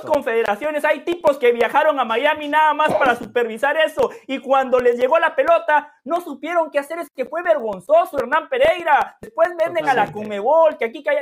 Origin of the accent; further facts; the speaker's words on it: Guatemala; now in United States; yo nada más soy de Guatemala